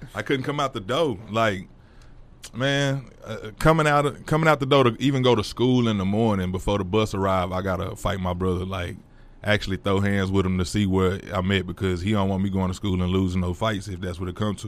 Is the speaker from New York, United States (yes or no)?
no; Fort Worth, Texas, United States; also born or lived in DeSoto / Midlothian; we moved from Fort Worth